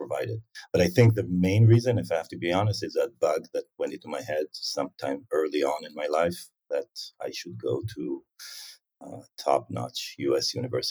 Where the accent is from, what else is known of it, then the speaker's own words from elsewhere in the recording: Tel Aviv, Tel Aviv District, Israel; also born or lived in South of Israel; I was born in Tel Aviv, and my parents, one is an engineer, my mother is a mathematician. You know, in the early days, we were in the Tel Aviv area, so this is the center of Israel where most people live.